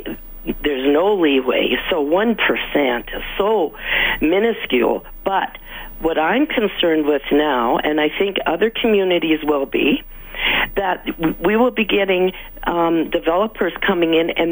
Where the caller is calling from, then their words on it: Edmonton, Alberta, Canada; I'm from West Jasper Sherwood. I'm just phoning.